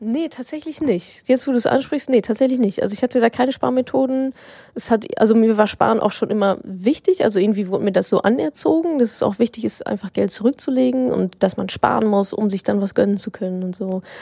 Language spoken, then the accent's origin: German; Dortmund, North Rhine-Westphalia, Germany; moved away; also born or lived in Hamburg; Ich war in meiner Heimat im wunderschönen Dortmund